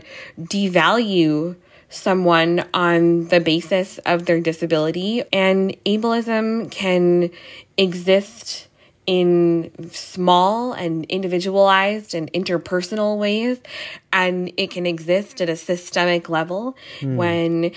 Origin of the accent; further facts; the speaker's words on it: New York City, New York, United States; I'm from New York